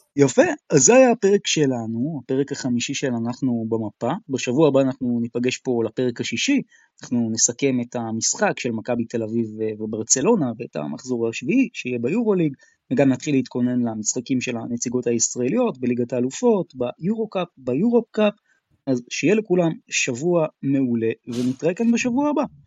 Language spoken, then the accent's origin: Hebrew; Israel; כישראלי, כאוהד כדורסל ישראלי